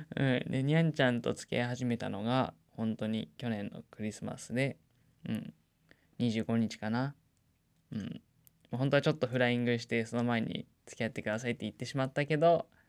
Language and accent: Japanese; Nagano, Japan; 地元長野県のしかも実家の近く